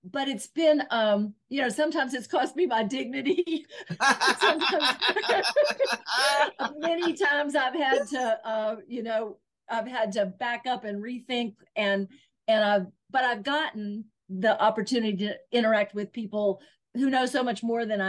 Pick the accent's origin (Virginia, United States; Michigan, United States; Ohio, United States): Virginia, United States; Southwest; I'm from Southwest Virginia in the mountains of Virginia